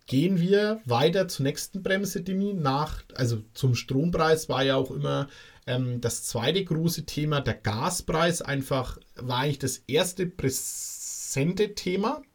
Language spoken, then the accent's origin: German; Bavaria, Germany; Bei uns in Bayern